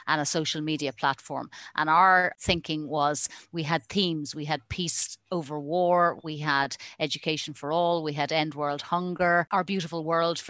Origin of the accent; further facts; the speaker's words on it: Ireland; also born or lived in United States; I was born in Ireland